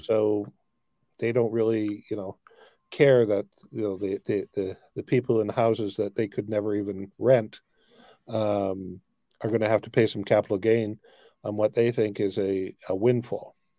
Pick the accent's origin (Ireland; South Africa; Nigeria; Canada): Canada; as a Canadian